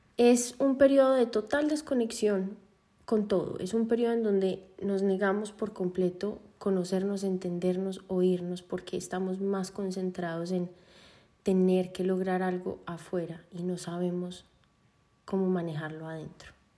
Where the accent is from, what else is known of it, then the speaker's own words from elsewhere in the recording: Medellín, Antioquia, Colombia; yo nací en Medellín